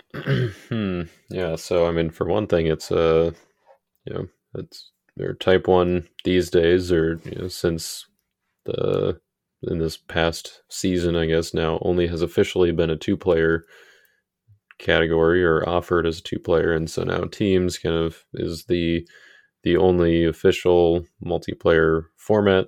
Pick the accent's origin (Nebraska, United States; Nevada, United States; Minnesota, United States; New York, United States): Minnesota, United States; I'm a Minnesotan